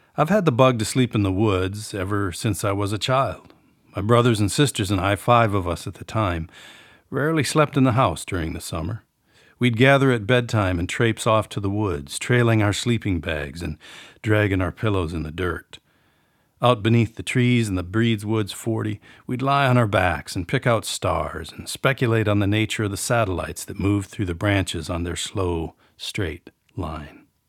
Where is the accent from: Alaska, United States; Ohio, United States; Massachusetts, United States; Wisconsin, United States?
Wisconsin, United States; New Auburn; the village of New Auburn, Wisconsin, my hometown